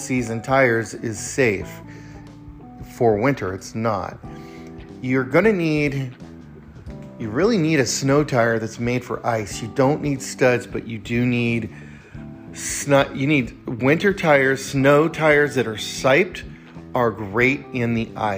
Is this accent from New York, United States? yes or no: no; California, United States; now in Redmond, Oregon, United States; growing up in California, you know, in the Sierras